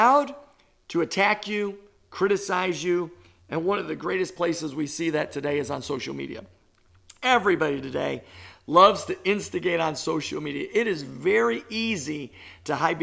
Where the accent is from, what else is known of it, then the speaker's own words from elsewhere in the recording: New York, United States; I'm a New Yorker